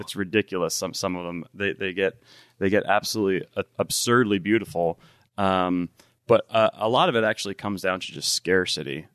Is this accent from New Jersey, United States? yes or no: yes; New Jersey, United States; moved away as an adult; now in Tacoma, United States; I'm originally from New Jersey.